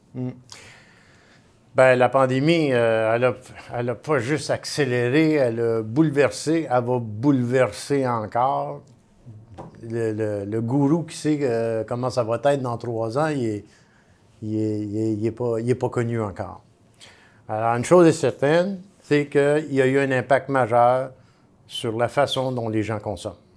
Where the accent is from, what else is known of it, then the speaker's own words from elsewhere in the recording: Montreal, Quebec, Canada; moi, je suis un vrai Montréalais